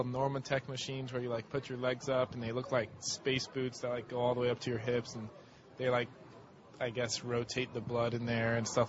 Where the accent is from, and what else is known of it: Pembroke Pines, Florida, United States; born or raised there